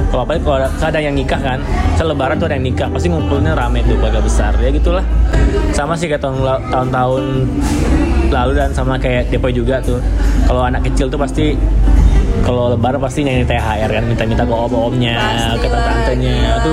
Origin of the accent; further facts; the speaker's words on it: Padang, West Sumatra, Indonesia; Kan kampung gue di Sumbar di Padang.